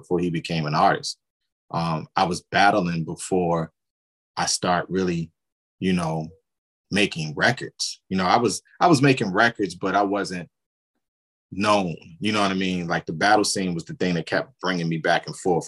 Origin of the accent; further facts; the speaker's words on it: Baltimore, Maryland, United States; now in Atlanta, United States; growing up in Baltimore